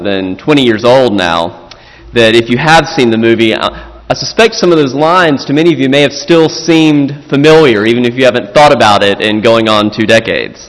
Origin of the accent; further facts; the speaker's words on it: South Carolina, United States; my home state of South Carolina